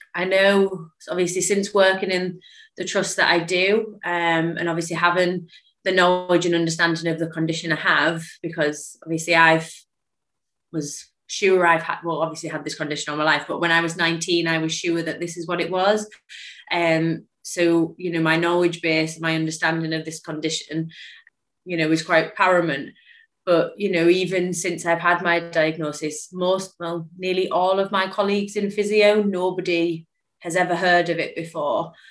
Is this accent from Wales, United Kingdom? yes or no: no; Lake District, North West England, United Kingdom; also born or lived in Liverpool; I relocated from Liverpool back up to the Lake District where I'm from.